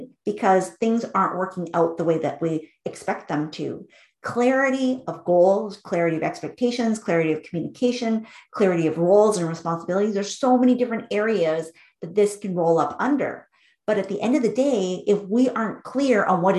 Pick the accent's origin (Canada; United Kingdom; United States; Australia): Canada; Vancouver, British Columbia; I grew up in Vancouver, British Columbia, which is a city in Canada.